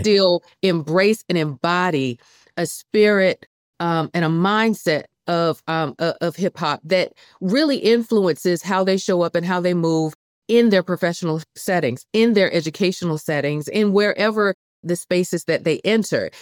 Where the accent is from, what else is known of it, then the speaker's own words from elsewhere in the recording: Columbia, South Carolina, United States; moved away as an adult; here in, in Columbia, South Carolina, where I work at the University of South Carolina, this is my hometown.